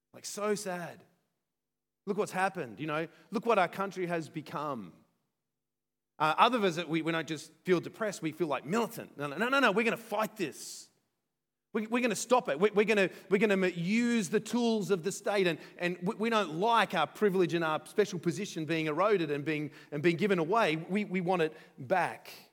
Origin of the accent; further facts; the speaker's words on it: Australia; as Australian